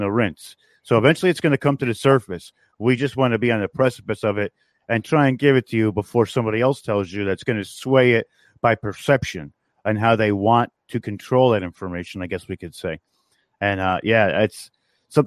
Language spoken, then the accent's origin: English; New York, United States; I come from New York.